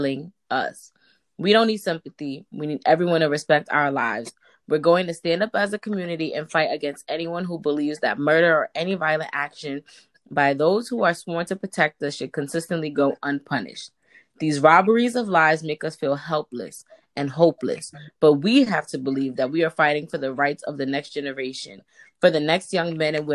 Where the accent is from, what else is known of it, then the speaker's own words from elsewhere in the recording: New York City, New York, United States; I'm from Harlem.